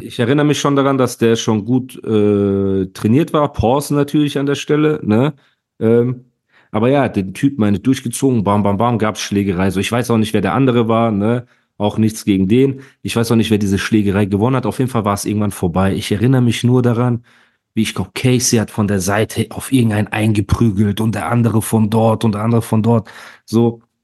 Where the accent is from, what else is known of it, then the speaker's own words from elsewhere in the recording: Heidelberg, Baden-Württemberg, Germany; als Heidelberger